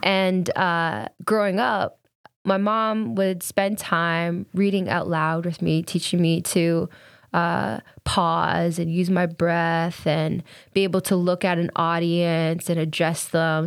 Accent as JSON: {"language": "English", "town": "Kingston", "region": "Ontario", "country": "Canada", "tie": "born or raised there", "said": "growing up in Kingston, there wasn't a lot of other black or brown families"}